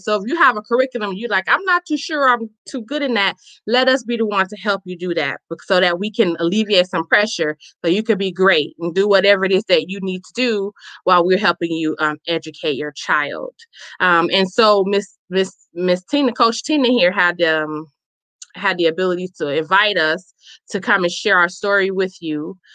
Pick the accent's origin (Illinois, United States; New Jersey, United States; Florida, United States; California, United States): Illinois, United States; Chicago; now in Milwaukee, United States; I am a native born, um, born and raised in Chicago, Illinois